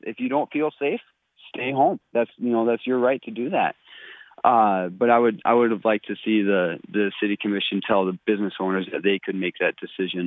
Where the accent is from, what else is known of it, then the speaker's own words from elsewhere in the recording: Minnesota, United States; moved away as an adult; now in Bismarck, United States; I grew up in Minnesota and moved out here almost straight out of high school